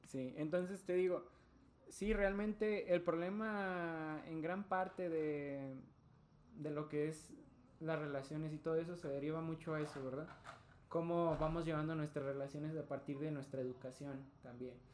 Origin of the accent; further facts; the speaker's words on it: Mexico; soy hombre, eh, soy bisexual, soy latino, soy mexicano